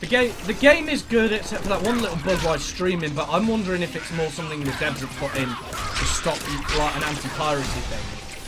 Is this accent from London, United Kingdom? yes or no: no; Wales, United Kingdom; I'm from Wales, so aren't we meant to hate each other?